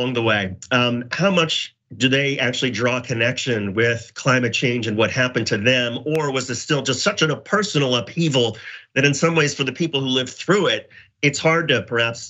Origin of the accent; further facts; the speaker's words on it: Indiana, United States; my home state of Indiana